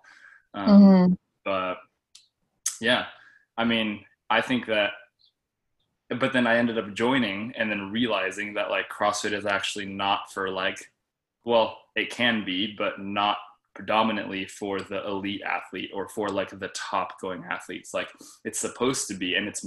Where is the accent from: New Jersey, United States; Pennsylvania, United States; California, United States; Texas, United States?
California, United States; Arcadia; born and raised in Arcadia, California